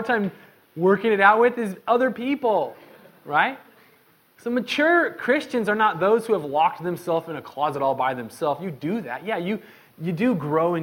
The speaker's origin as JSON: {"language": "English", "town": "Medford", "country": "United States", "tie": "born or raised there", "said": "growing up in Medford"}